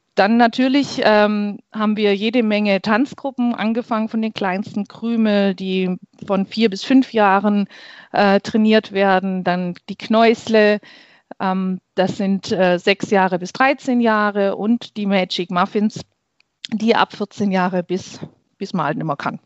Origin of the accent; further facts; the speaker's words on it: Heimerdingen, Baden-Württemberg, Germany; Ich komme aus Heimerding, schon immer in Heimerding gelebt, geboren und hier aufgewachsen.